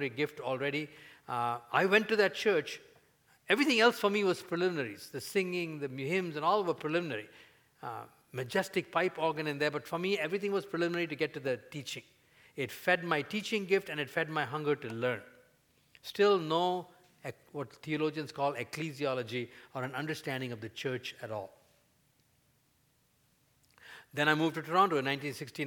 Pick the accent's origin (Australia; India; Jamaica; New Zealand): India; at the time when I grew up in India